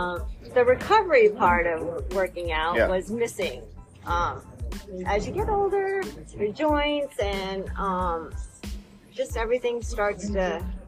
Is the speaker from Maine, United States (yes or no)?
yes; Winthrop, Maine, United States; moved away as an adult; now in Sarasota, United States; I am originally from Maine, Winthrop, Maine, and I moved down here in 99